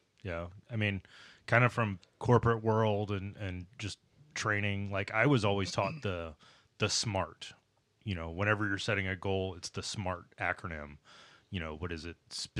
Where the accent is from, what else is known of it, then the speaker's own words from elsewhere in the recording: Nebraska, United States; So it's like I grew up in Nebraska for the most part.